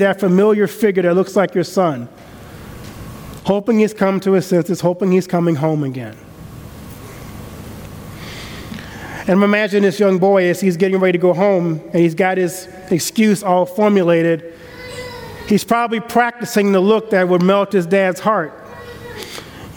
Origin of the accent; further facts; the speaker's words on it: the South, United States; I grew up in the South, and we have a different system of honor and code down South and respect